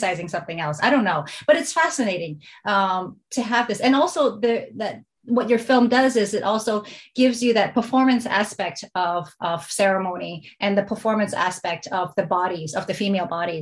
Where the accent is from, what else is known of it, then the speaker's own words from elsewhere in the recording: United States; being American Chinese